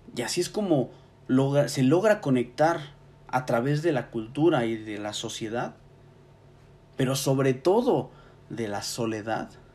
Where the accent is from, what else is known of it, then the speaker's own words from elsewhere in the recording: Mexico; Como mexicanos seguimos estancados en esta etapa reflexiva